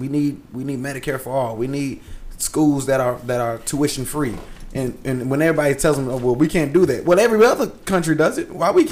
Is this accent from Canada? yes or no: no; Vermont, United States; What do you want? I'm from Vermont. I'm from Vermont.